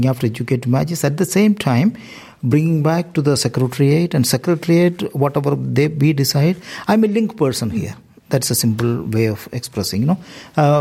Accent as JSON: {"language": "English", "country": "India", "moved": "as an adult", "lives_now": "Galway, Ireland", "said": "I am from India"}